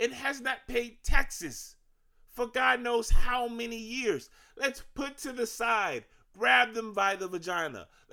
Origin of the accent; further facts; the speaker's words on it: Virginia, United States; now in Maryland, United States; I'm from Virginia